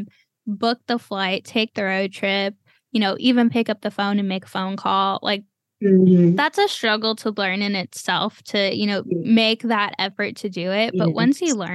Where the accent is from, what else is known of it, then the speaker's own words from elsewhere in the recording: Cleveland, Ohio, United States; moved away; I'm from Cleveland, Ohio